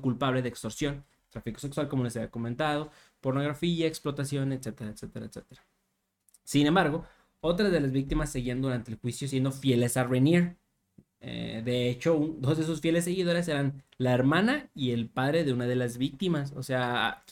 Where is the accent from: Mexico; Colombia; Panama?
Mexico